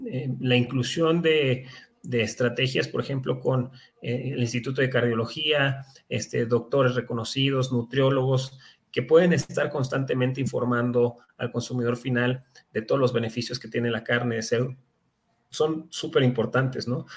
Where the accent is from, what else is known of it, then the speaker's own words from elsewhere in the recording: Mexico; no tendremos como mexicanos un, este, un corto en este suministro